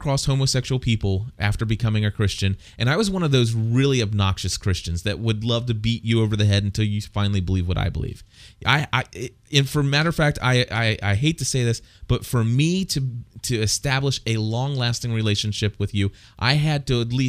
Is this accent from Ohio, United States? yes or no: yes; Clifton, Ohio, United States; When I was a young boy, I went to a public school in Clifton, Ohio